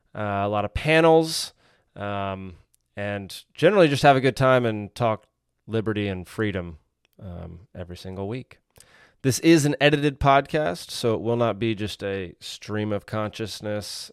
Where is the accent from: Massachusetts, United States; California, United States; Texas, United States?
Texas, United States; Dallas; also born or lived in Savannah, Georgia; now in Georgia, United States; I grew up in Dallas, Texas